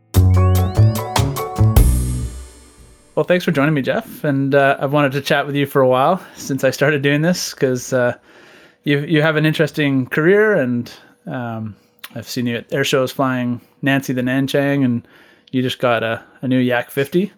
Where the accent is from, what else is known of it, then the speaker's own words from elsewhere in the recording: Ottawa, Ontario, Canada; I grew up in Ottawa, too.